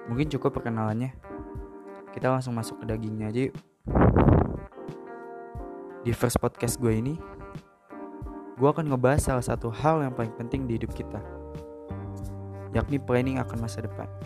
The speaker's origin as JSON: {"language": "Indonesian", "region": "Jakarta", "country": "Indonesia", "said": "Umur gue 19 tahun dan asal gue dari Jakarta."}